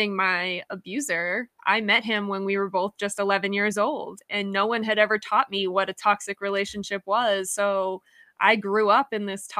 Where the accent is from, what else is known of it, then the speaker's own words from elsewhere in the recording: New Hampshire, United States; I'm from New Hampshire in the United States